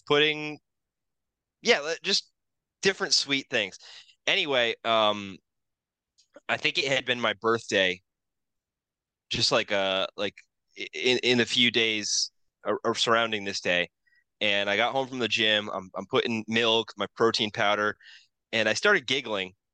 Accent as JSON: {"language": "English", "country": "United States", "said": "being an American"}